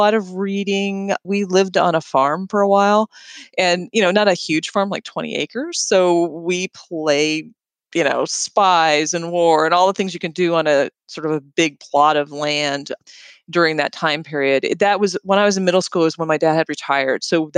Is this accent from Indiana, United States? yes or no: yes; Indiana, United States; also born or lived in Florida / Chicago; So my mom's hometown was in Indiana. That's kind of where we landed at the end, where I graduated from high school and went to college, things like that. So I guess I'm from Indiana.